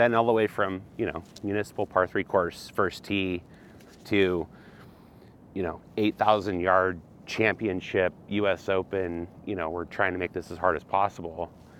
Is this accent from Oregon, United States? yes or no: yes; Coos Bay, Oregon, United States; I was born and raised in Coos Bay, Oregon.